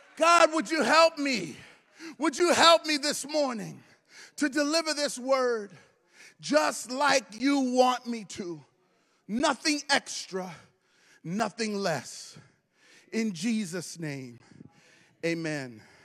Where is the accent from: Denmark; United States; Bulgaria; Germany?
United States; Brooklyn, New York; moved away; I'm originally from Brooklyn